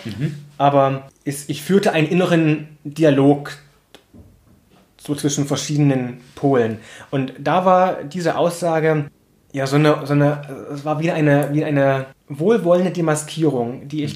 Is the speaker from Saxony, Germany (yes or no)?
yes; Plauen, Saxony, Germany; ich bin in Plauen aufgewachsen, war das in den 90er Jahren